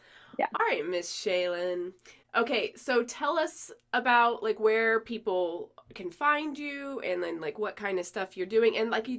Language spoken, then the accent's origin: English; New Mexico, United States; I'm also from New Mexico